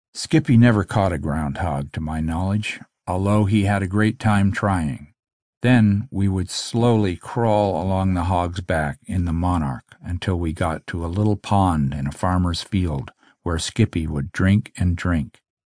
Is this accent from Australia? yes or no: no; Omemee, Ontario, Canada; also born or lived in Jackson's Point, Ontario; the family moved to Omimi